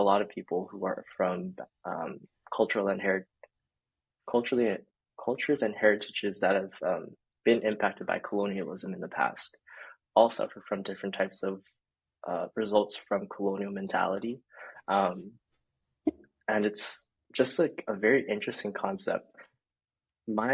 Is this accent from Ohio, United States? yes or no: no; Honolulu, Hawaii, United States; moved away as an adult; now in Tacoma, United States; I am from Honolulu, Hawaii, or born and raised in Kalihi and Waikele